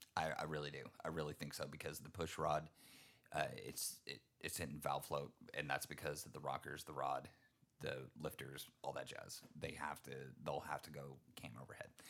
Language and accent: English; Texas, United States; I'm from Texas